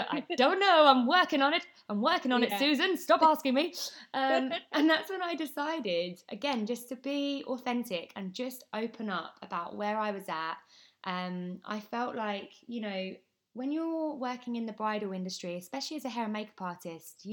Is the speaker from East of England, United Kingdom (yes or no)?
yes; Essex, East of England, United Kingdom; I am from Essex